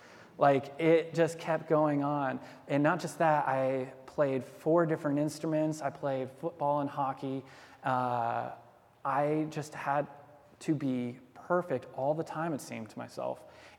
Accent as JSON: {"language": "English", "town": "Denver", "region": "Colorado", "country": "United States", "tie": "born there", "also_born_or_lived": "Georgia / Alaska", "said": "Our dad was in the Air Force, so we bounced around all the time. I was born in Denver"}